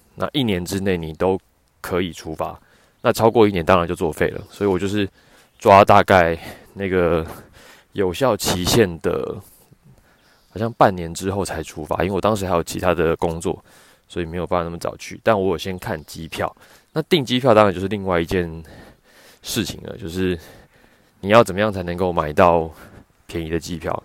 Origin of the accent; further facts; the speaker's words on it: Taiwan; moved away as an adult; now in Victoria, Canada; 因为我觉得加拿大人的皮肤好像跟我们台湾人的皮肤构造不太一样